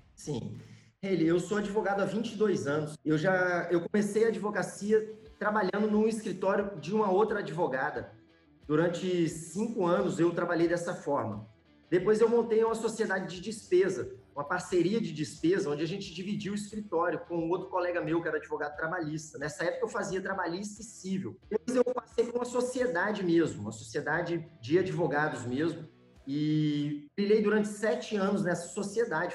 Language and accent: Portuguese; Espírito Santo, Brazil; also born or lived in João Monlevade, Minas Gerais, Brazil; Eu moro no Espírito Santo hoje, mas sou mineiro de João Molevade. Apesar de morar aqui no Espírito Santo já desde os sete anos de idade